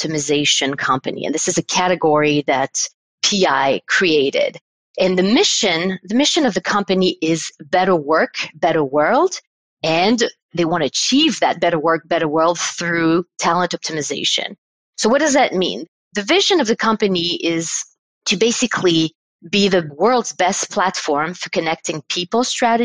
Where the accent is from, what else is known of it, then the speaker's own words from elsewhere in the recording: Paris, Île-de-France, France; in Paris, France, and this is where I'm from. I'm from France.